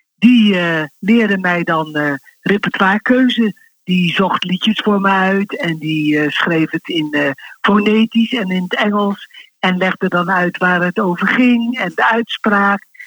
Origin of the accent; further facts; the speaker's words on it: Rotterdam, South Holland, Netherlands; also born or lived in Wassenaar; now in The Hague, Netherlands; En ik ben geboren in Rotterdam-Zuid.